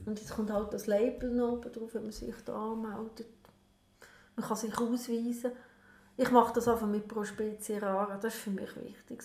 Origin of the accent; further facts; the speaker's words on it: Lucerne, Switzerland; now in Emmental, Switzerland; Und ich als Luzerner